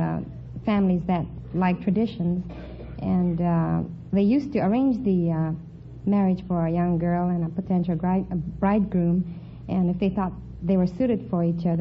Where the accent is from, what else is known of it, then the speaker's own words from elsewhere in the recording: Sacramento, California, United States; now in Los Angeles, United States; I was born in Sacramento, and I've lived in Los Angeles.